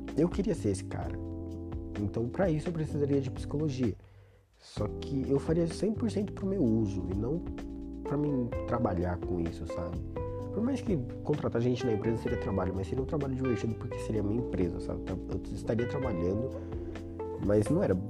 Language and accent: Portuguese; Brazil; eu seria um brasileiro em Portugal